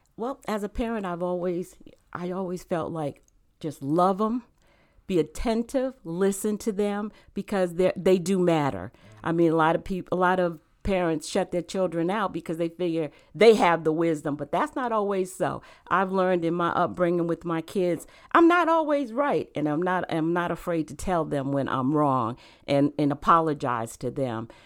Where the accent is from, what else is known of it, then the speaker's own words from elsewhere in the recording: Rhode Island, United States; moved away as an adult; also born or lived in South Carolina / Virginia; now in North Carolina, United States; I actually grew up in Rhode Island. Um, I was born in South Carolina, but I, I w, I, we moved to Rhode Island when I was a baby, and I actually grew up in Rhode Island.